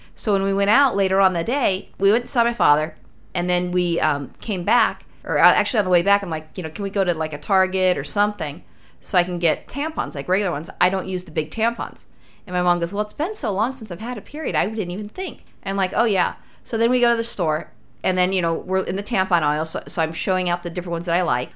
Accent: Los Angeles, California, United States; I'm from Los Angeles

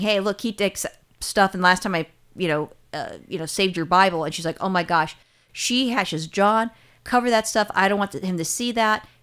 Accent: California, United States; I'm a Californian

